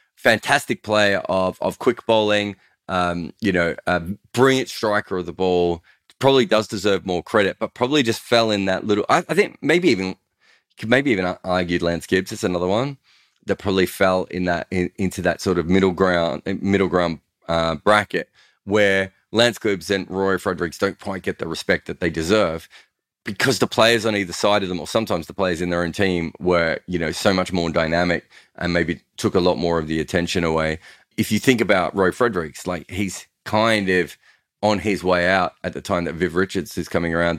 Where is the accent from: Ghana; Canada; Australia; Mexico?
Australia; I grew up in Australia when one day cricket had much better crowds